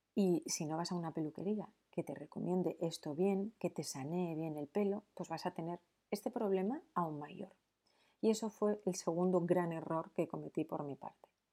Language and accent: Spanish; San Sebastián, Basque Country, Spain; en San Sebastián, que es de donde yo soy